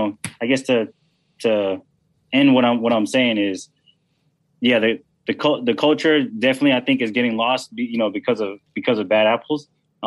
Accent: Philippines; And people think that, I'm Filipino. Some people think I'm Spanish, some people think I'm mixed or whatever.

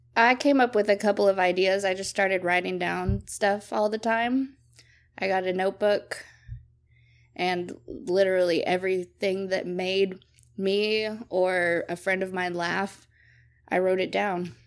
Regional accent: Brownwood, Texas, United States; now in Waco, United States; I grew up in Brownwood, Texas

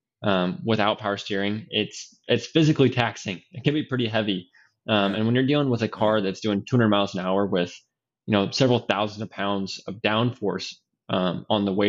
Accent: Idaho, United States; now in Indianapolis, United States; growing up in Idaho

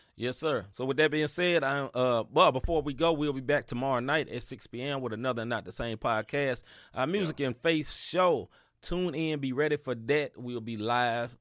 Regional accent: United States; I'm American.

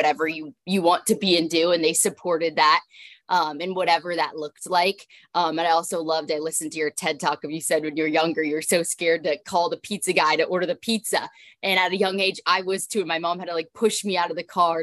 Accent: Southern California, United States; also born or lived in Texas; now in Washington, D.C., United States; I'm born and raised in Southern California

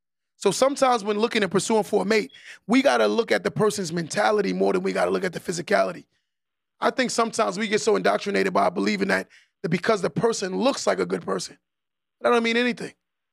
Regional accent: Nassau, New York, United States; I'm from Nassau

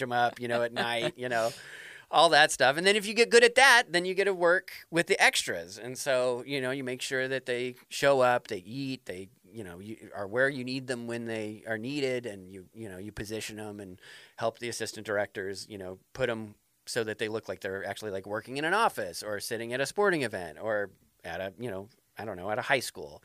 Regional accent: Denver, Colorado, United States; now in New Hampshire, United States; I grew up in Denver

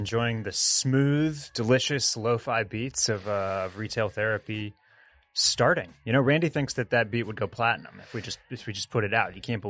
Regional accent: Texas, United States; as a born and raised Texas boy

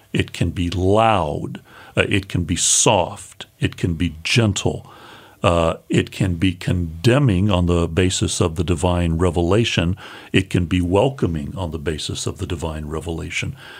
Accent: United States; as American evangelicals

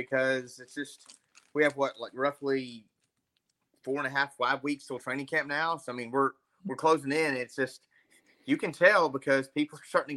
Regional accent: Memphis, Tennessee, United States; I'm from Memphis

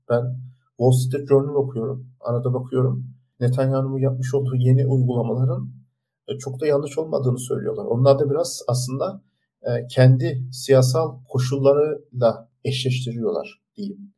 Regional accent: Turkey; biz Türkler

